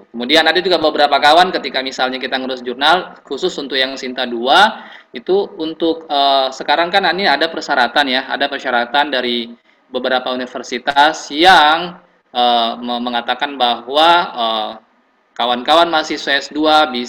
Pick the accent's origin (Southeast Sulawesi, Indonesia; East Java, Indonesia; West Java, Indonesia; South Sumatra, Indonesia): Southeast Sulawesi, Indonesia; kemudian saya dari Sulawesi Tenggara.